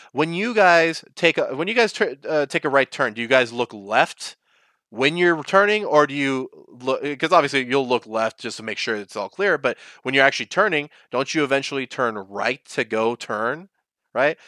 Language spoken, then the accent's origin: English; United States; I am an American